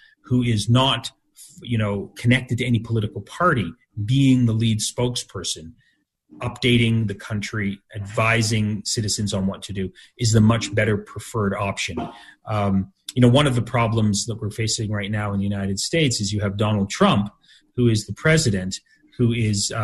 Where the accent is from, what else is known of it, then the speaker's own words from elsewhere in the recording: Canada; I was born in Canada and I have Canadian citizenship